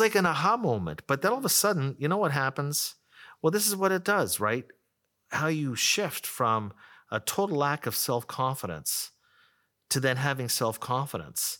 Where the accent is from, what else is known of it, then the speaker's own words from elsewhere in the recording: Ottawa, Ontario, Canada; also born or lived in Toronto; I grew up in Ottawa, went to University of Toronto, uh, for five years, came back to Ottawa